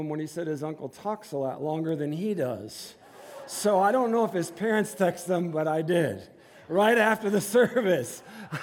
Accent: Inkster, Michigan, United States; moved away as an adult; we were both born and raised in Inkster, which is a suburb of Detroit

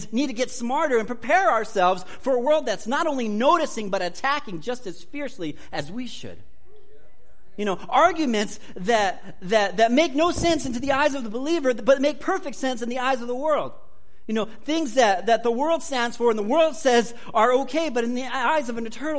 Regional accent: United States; I'm an American.

